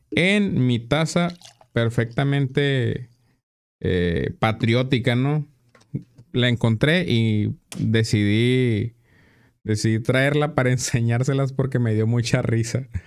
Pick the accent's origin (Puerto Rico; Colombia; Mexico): Mexico; Porque somos mexicanos, güey